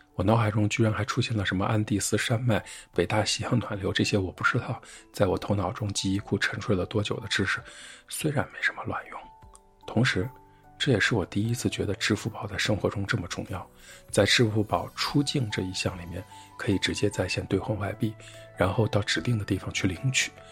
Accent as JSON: {"language": "Chinese", "country": "China", "said": "我们都是从中国来的外国人"}